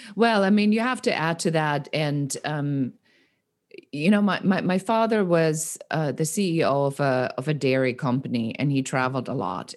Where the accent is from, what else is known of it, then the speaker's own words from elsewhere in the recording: Nuremberg, Bavaria, Germany; moved away; also born or lived in Munich; I'm born in Munich and I grew up in Nuremberg.